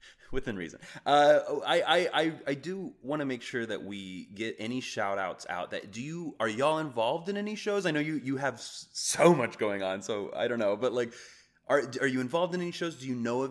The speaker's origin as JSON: {"language": "English", "region": "Kansas", "country": "United States", "tie": "born or raised there", "moved": "yes", "said": "I grew up in Kansas"}